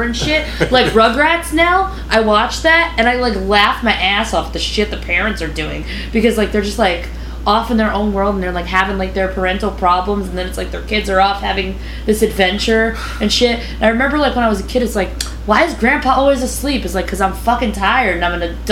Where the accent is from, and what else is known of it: New York City, New York, United States